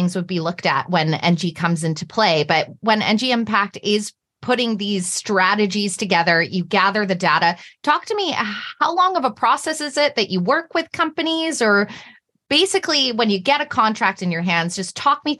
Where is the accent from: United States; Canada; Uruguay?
Canada; Ontario; now in Vancouver, Canada; I'm originally from Ontario, Canada, and when I go back home